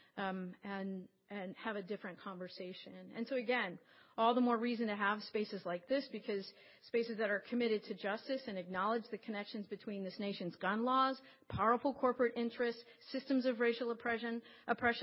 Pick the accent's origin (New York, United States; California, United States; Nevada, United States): Nevada, United States; Las Vegas; moved away; I grew up in Las Vegas, and so my family's still there